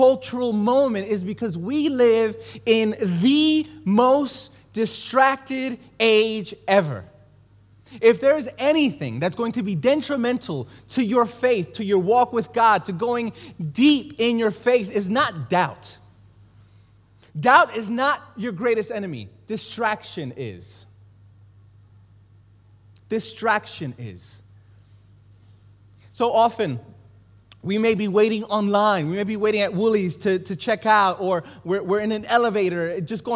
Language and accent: English; New York City, New York, United States; I grew up in Brooklyn, New York. I grew up in East New York.